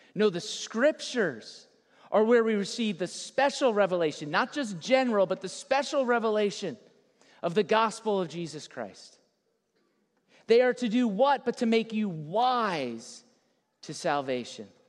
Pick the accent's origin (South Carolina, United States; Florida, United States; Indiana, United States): Florida, United States; South; Born and raised in South Florida